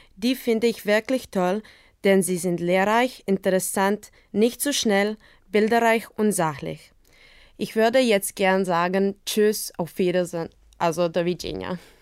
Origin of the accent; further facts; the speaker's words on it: Zagreb, City of Zagreb, Croatia; German is a second language; Ich bin 2002 in Zagreb, Kroatien geboren